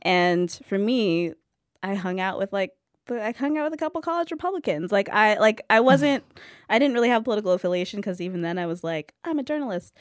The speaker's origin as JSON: {"language": "English", "region": "California", "country": "United States", "tie": "born or raised there", "said": "I grew up in California"}